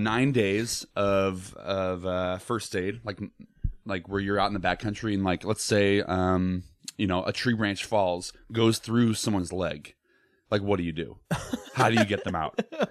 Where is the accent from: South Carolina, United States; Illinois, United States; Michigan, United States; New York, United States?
Illinois, United States; Naperville; moved away as an adult; also born or lived in Chicago; now in Los Angeles, United States; Illinois, like Naperville.